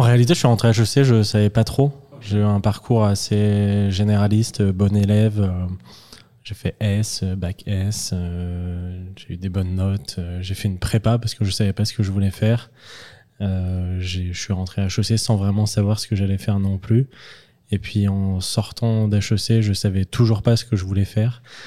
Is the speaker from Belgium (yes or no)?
no; Lyon, Auvergne-Rhône-Alpes, France; je viens pas de la campagne, une petite ville, mais je viens de Lyon